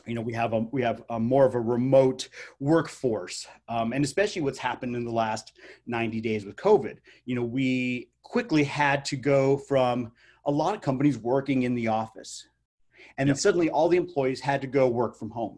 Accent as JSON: {"language": "English", "town": "Albuquerque", "region": "New Mexico", "country": "United States", "tie": "born or raised there", "said": "Albuquerque, New Mexico, which is my hometown."}